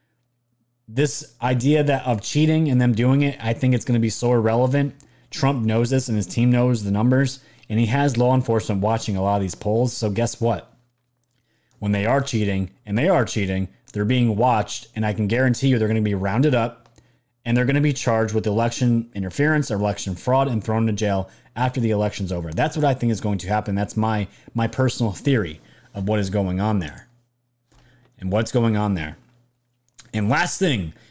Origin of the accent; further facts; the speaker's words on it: New York, United States; my home state, New York